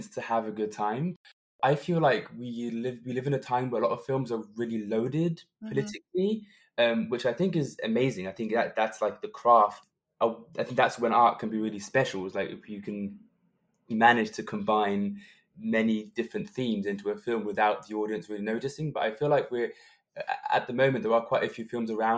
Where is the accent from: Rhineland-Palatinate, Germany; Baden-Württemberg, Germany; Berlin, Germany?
Berlin, Germany; in my hometown, Berlin, to have a world premiere in your hometown is always something